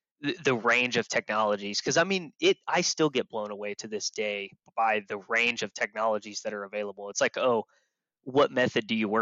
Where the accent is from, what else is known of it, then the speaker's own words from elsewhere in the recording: Tulsa, Oklahoma, United States; I grew up in Tulsa